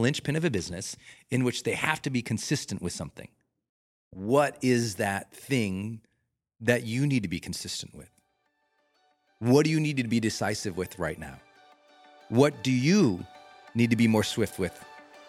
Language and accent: English; Montana, United States; moved away; I'm a Rocky Mountain kid. I'm from Montana